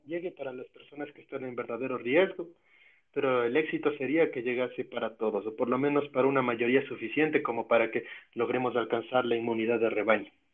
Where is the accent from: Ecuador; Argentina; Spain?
Ecuador